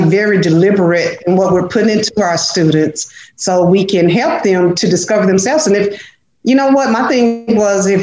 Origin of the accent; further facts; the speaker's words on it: Dallas, Texas, United States; I grew up in a place in Dallas that's called Oak Cliff